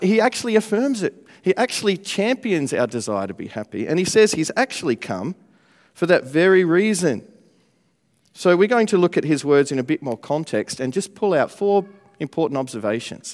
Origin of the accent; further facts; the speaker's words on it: Australia; now in Manchester, United Kingdom; I'm, uh, from Australia. I'm not from around here, but it's good to live here now in Manchester